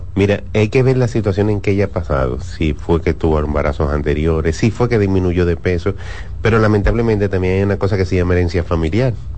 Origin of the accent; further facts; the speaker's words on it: Dominican Republic; nosotros como dominicanos, latinos